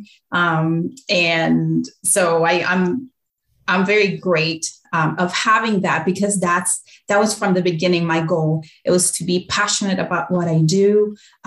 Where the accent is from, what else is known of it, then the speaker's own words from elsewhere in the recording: Mendoza, Argentina; moved away; I grew up in Argentina, in Mendoza, so wonderful wine region